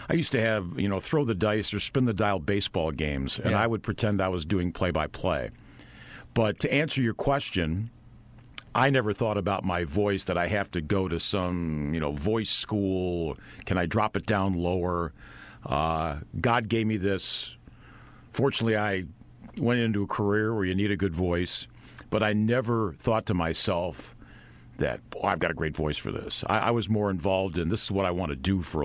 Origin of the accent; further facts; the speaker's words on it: Tonawanda, New York, United States; I grew up outside Buffalo, New York, a city called Tonawanda